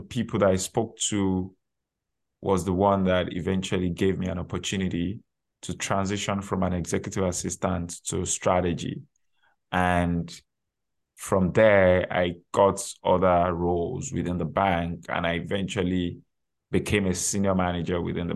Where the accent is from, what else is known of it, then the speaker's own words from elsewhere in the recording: Nigeria; moved away as an adult; now in Canada; I already had my undergraduate degree from my home country, Nigeria, before relocating to Canada.